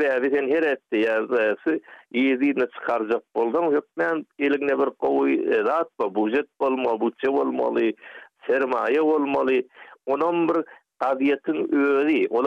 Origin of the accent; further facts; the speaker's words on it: Turkmen Sahra, Golestan, Iran; men bilişine Türkmen sehradan olsanım